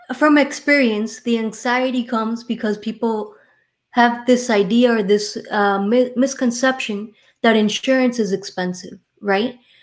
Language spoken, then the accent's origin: English; Miami, Florida, United States; accent: Miami; I was born and raised here in Miami, Florida